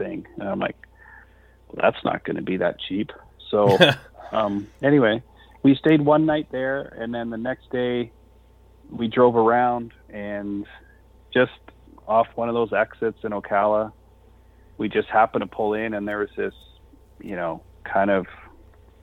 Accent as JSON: {"language": "English", "area": "near Toronto", "region": "Ontario", "country": "Canada", "said": "we're from Canada. And he's like, we're in Canada. And I'm like, well, just like near Toronto, like an hour by Toronto."}